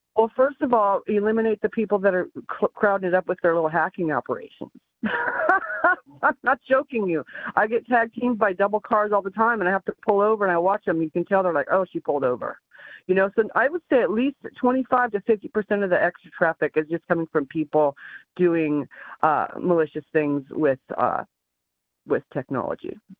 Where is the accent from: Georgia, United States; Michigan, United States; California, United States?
California, United States; now in North Carolina, United States; growing up in California